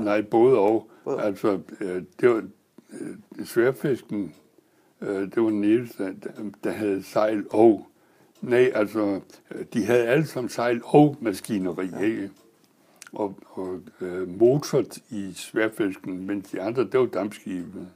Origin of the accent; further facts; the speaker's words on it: Næstved, Zealand, Denmark; jeg er født i Næstved i 1919